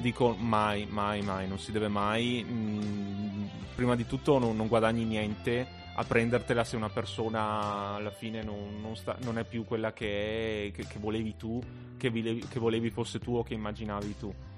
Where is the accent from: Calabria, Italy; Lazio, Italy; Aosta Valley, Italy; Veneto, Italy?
Veneto, Italy; Asiago; moved away as an adult; now in Trento, Italy; sono tornato nel mio paese